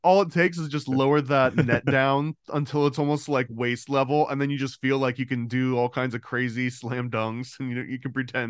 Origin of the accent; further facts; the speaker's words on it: Florida, United States; Same, Florida, same.